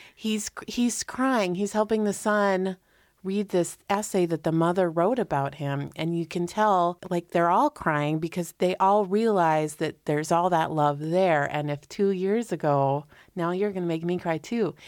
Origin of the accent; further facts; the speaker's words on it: East Coast, United States; I'm from the East Coast